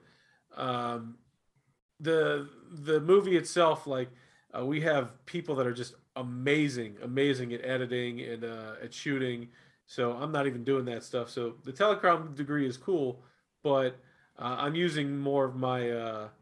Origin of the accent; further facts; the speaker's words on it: Florida, United States; I'm from Florida.